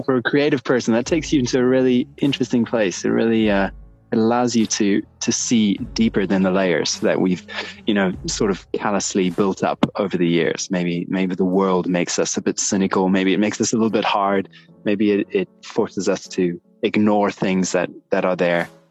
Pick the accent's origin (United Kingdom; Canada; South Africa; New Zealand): South Africa; moved away as an adult; now in United States; It's my homeland